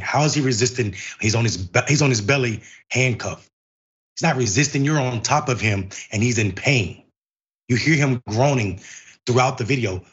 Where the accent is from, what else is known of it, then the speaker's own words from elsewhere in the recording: Enfield, North Carolina, United States; I'm from Enfield, North Carolina